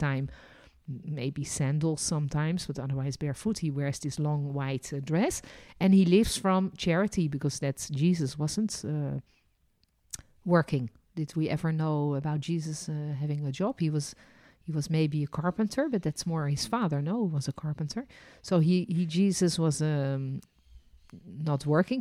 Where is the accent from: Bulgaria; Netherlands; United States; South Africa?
Netherlands; also born or lived in France; now in Jerusalem, Israel; And I was born in Holland.